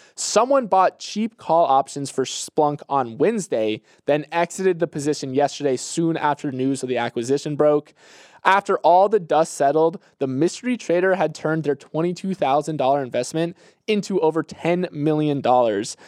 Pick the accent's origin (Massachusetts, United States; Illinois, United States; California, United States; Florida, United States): Florida, United States; moved away; my home state